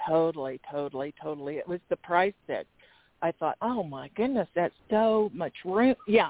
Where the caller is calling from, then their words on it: Arizona, United States; …. Thank you. … from Arizona.